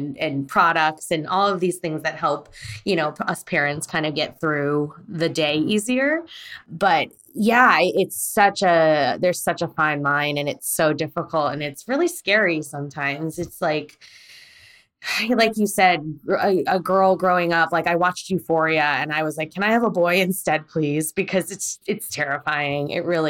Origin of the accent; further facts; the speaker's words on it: United States; also born or lived in Korea; now in Los Angeles, United States; I was born in Korea and I was brought to America at 3 months old